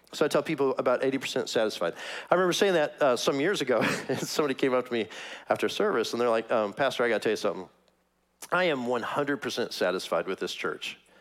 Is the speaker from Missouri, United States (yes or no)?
yes; Kansas City, Missouri, United States; moved away; I'm from Kansas City, that's my hometown